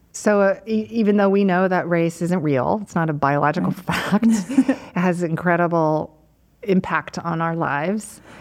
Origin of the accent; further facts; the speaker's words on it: United States; I'm Chinese American, my parents are immigrants